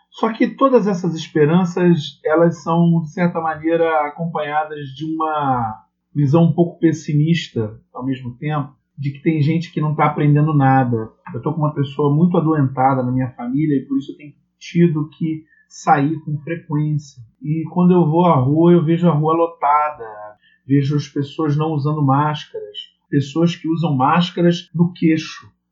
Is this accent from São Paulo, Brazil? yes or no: no; Rio de Janeiro, Brazil; Eu sou aqui do Rio de Janeiro